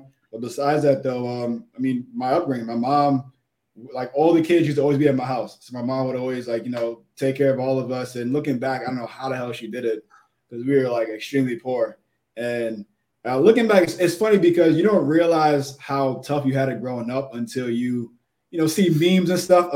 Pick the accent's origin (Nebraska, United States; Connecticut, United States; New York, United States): New York, United States; New York City; South Jamaica. Born and raised.